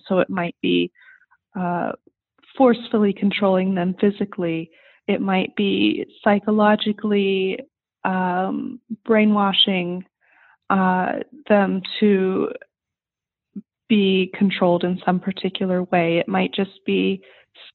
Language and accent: English; Southern California, United States; I grew up in Southern California in the heart of suburbia